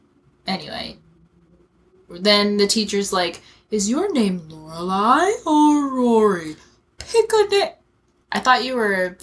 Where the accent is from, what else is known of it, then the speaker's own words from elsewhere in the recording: Texas, United States; also born or lived in Washington, D.C.; I'm from D.C., but I grew up in Texas.